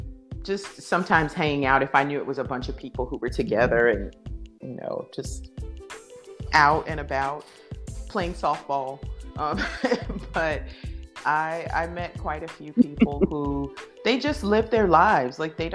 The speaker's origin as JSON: {"language": "English", "region": "Deep South", "country": "United States", "said": "Now, keep in mind, I'm from the Deep South. I come from a very, very staunch Christian background."}